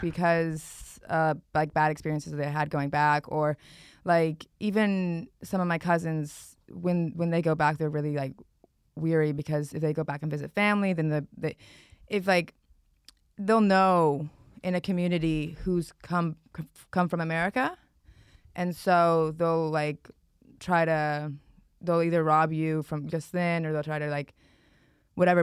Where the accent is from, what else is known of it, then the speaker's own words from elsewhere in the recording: United States; I'm American